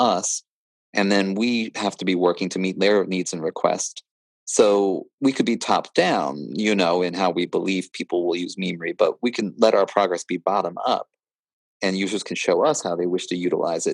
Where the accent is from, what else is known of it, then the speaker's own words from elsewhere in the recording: Pennsylvania, United States; I think of myself as an American first rather than a Pennsylvanian